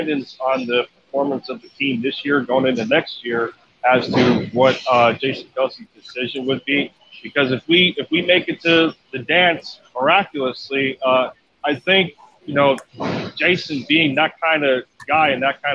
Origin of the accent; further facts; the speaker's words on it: Pennsylvania, United States; now in Tennessee, United States; I was native to Pennsylvania, but I now live in Tennessee